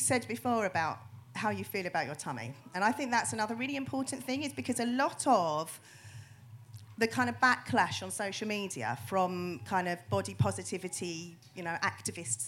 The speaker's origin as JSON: {"language": "English", "country": "United Kingdom", "said": "we're very, very British."}